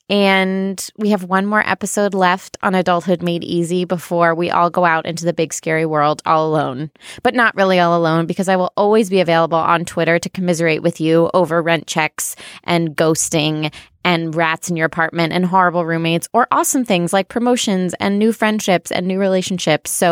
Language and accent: English; Midwest, United States; we're both from the Midwest.